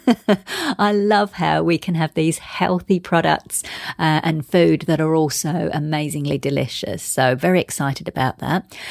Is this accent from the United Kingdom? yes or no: yes; London, United Kingdom; moved away; I'm actually from London originally. And in fact, I used to live in Soho